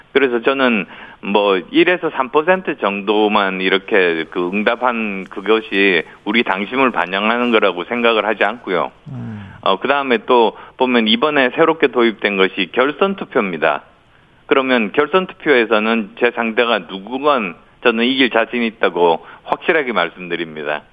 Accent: Busan, South Korea; moved away; also born or lived in Yeongju, North Gyeongsang; 제가 경북 영주가 뿌리거든요. 예. 어, 그리고 부산이 고향이어서

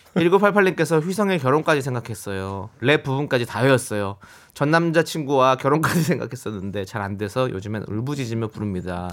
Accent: Incheon, South Korea; 제 고향 인천으로 오셨으니까

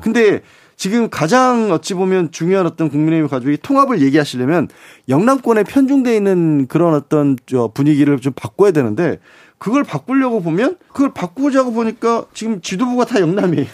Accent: Suncheon, South Jeolla, South Korea; 제가 개인적으로 또 고향이 순천이다 보니까

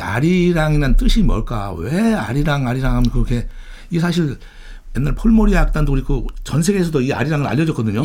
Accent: Daejeon, South Korea; 저는 이제 고향이 대전인데

